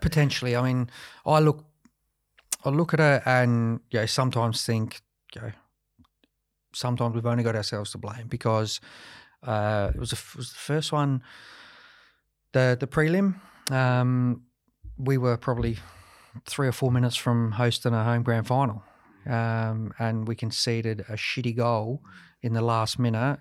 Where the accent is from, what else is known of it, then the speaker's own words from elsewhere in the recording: Adelaide, South Australia, Australia; to play for six years for Adelaide United and, and be a captain here as well, um, you know, it was fantastic, you know, in front of my hometown